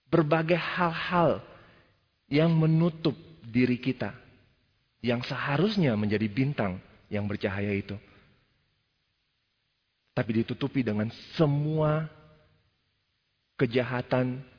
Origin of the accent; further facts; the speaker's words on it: Jakarta, Indonesia; Ya sekali lagi mungkin karena kalau kita berasal dari Jakarta, dari Indonesia mungkin sulit untuk melihat bintang seperti itu.